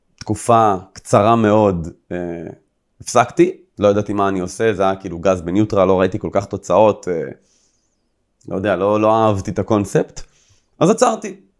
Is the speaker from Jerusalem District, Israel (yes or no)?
no; Rishon LeZion, Central District, Israel; also born or lived in Herzliya; הייתי גר במערב ראשון, כל החברים שלי היו גרים במזרח, אני עברתי מהרצליה לראשון לציון